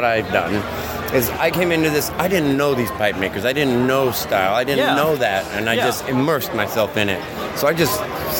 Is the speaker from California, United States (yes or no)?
no; Northern Utah, United States; I'm from Utah.